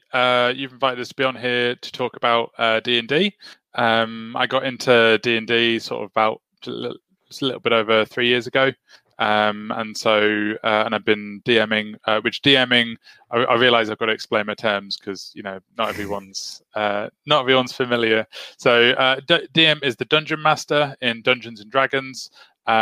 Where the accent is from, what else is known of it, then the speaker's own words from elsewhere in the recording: Whitehaven, North West England, United Kingdom; now in Preston, United Kingdom; I'm from West Cumbria, so over on Whitehaven is my hometown, although I don't have the accent, so you just have to take my word on it. So moved down to Preston last year